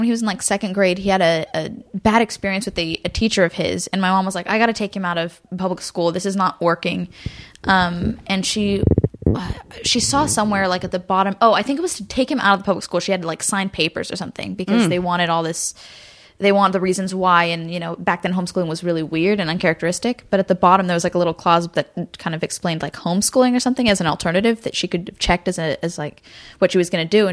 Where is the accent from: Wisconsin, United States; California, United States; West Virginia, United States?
California, United States; Garden Grove; also born or lived in Burbank / Hollywood; I was born in Garden Grove in Orange County, and lived there my whole life until I moved to Burbank when I was like 17